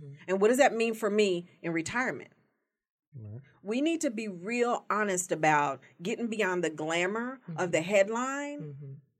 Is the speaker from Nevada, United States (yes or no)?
yes; Las Vegas, Nevada, United States; I live in Las Vegas now. I grew up in Las Vegas.